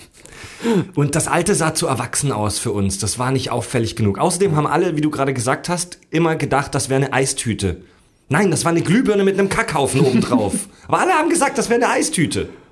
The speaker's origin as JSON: {"language": "German", "region": "Southern Germany", "country": "Germany", "tie": "born or raised there", "moved": "yes", "said": "zu Hause in meiner Heimat in Süddeutschland"}